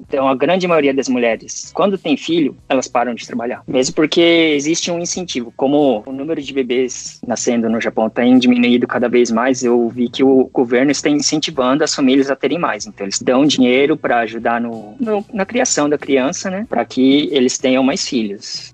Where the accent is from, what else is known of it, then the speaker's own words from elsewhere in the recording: São Paulo, Brazil; moved away as an adult; now in Japan; eu sou de São Paulo, capital